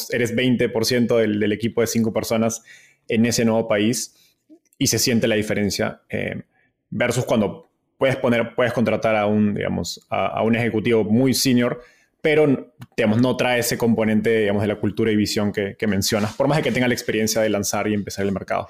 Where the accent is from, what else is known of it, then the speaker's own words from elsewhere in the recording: Peru; Perú, de donde soy